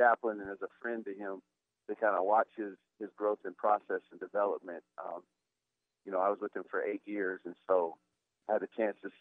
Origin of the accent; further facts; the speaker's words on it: Dolores, Colorado, United States; growing up in Colorado, it was just a really amazing family relationship, family-oriented place